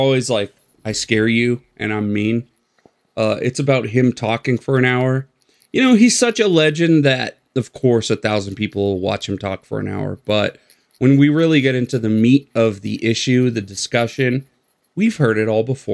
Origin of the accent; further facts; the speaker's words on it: Colorado Springs, Colorado, United States; my hometown where I live